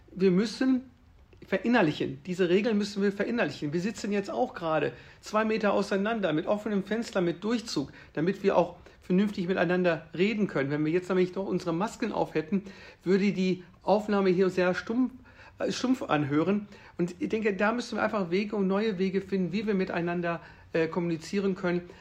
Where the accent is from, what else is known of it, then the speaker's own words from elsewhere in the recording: Würzburg, Bavaria, Germany; Also ich komme ja aus der Stadt Würzburg und äh, ich bin ja auch Familienvater.